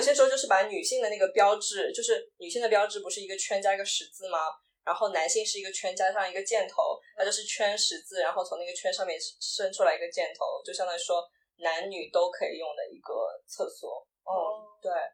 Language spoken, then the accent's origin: Chinese; China; moved away as an adult; also born or lived in Shanghai / France; now in United States; 从中国来，我作为一个中国人